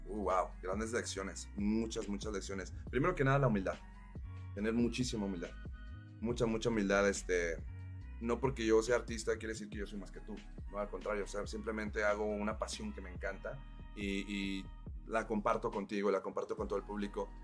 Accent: Mexico; now in Morelos, Mexico; yo soy de Monterrey, Chihuahua, Monterrey. Este, mi familia es de Chihuahua, Monterrey también

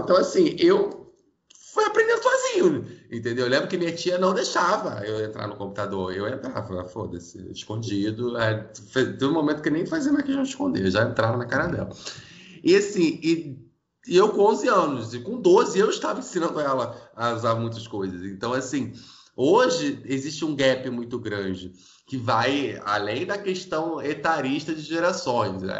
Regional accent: Rio de Janeiro, Brazil; Eu sou do Rio

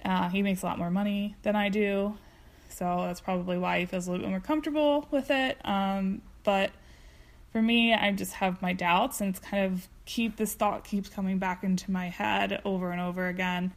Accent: Delaware, United States; we're actually from Delaware

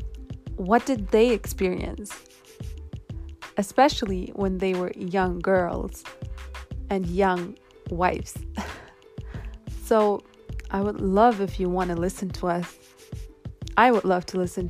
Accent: Germany; I am from Germany

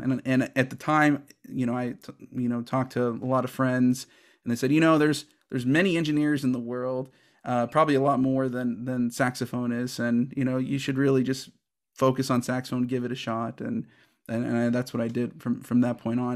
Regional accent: Houston, Texas, United States; moved away as an adult; also born or lived in Chicago / Kentucky / Oklahoma; I'm originally from Houston, Texas, and I started saxophone in the sixth grade in 1994

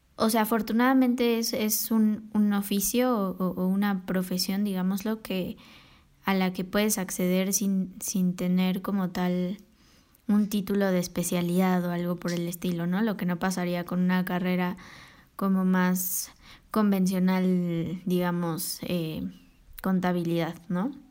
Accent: Mexico City, Mexico; yo soy aquí de la CDMX y aquí he vivido toda mi vida

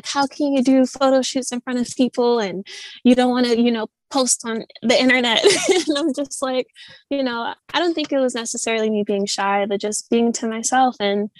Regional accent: Midwest, United States; I'm from the Midwest. I'm, you know, and I feel like a lot of the times people from the Midwest, we're just very like laid back, like we're very chill.

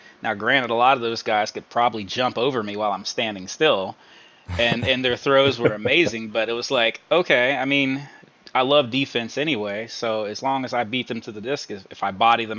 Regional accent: Virginia, United States; moved away as an adult; I'm from Virginia, so that's where the NASCAR part comes in.

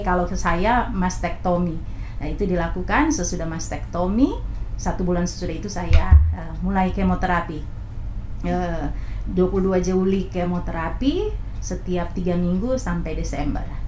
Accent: Manado, North Sulawesi, Indonesia; moved away; saya orang Manado

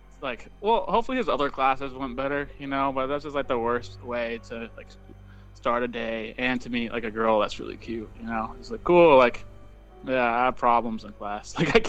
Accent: Canada; I come from Canada.

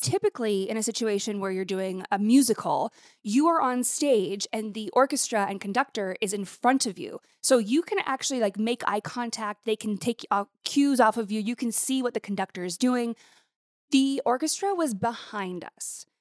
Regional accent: Montana, United States; moved away; I grew up in Montana

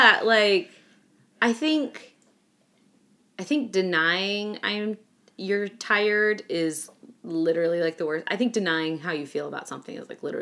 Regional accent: Midwest, United States; I grew up in the Midwest, too

